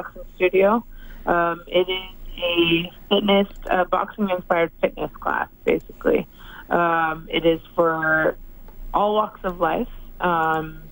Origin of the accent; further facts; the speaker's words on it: Edmonton, Alberta, Canada; I started my career here, I've had my ups and downs, and that this is my hometown